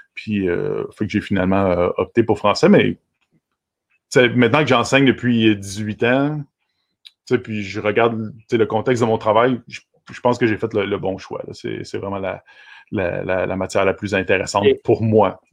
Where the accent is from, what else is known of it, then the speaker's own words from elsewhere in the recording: Vaudreuil-Dorion, Quebec, Canada; also born or lived in Pointe-Claire; je suis un gars de, Dorion. En fait, euh, la ville s'appelle maintenant Vaudreuil-Dorion depuis 1994